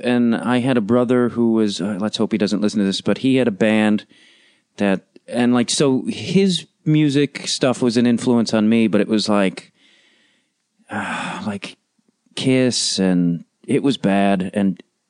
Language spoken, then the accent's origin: English; outside of Chicago, Illinois, United States; moved away as an adult; now in Los Angeles, United States; I grew up outside of Chicago